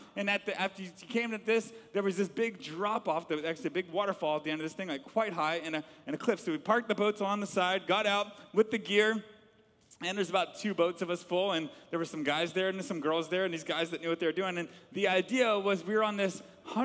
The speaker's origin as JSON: {"language": "English", "town": "Atlanta", "region": "Georgia", "country": "United States", "tie": "born or raised there", "said": "I grew up in Atlanta, Georgia"}